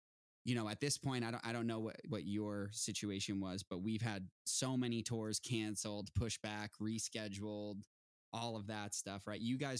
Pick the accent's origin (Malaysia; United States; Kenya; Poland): United States; Boston, Massachusetts; now in Los Angeles, United States; I'm from the East Coast. I'm from Boston